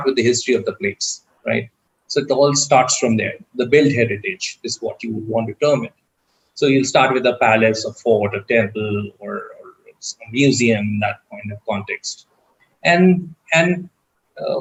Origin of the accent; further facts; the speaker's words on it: India; me as an Indian